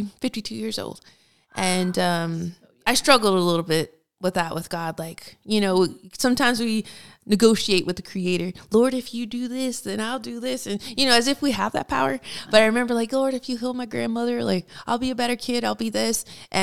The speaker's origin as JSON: {"language": "English", "town": "Fort Knox", "region": "Kentucky", "country": "United States", "tie": "born there", "said": "Well, I was a military brat. So I was born in Fort Knox, Kentucky."}